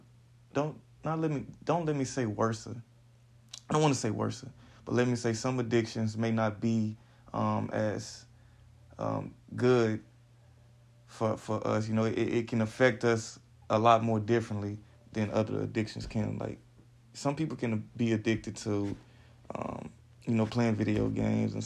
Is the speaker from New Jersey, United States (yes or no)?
no; Houston, Texas, United States; So I'm from Houston, Texas, you know, born and raised in the H-Town